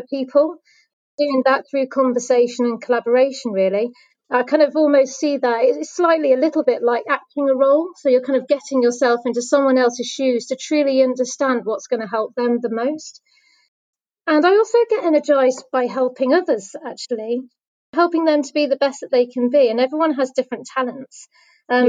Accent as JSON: {"language": "English", "region": "West Midlands", "country": "United Kingdom", "tie": "born or raised there", "also_born_or_lived": "London", "moved": "as an adult", "said": "I grew up in the West Midlands"}